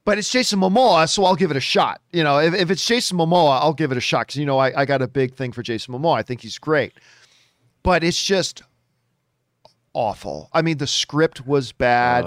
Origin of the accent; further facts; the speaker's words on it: Hamilton, Ontario, Canada; from my hometown, as a matter of fact, Hamilton, Ontario, Canada.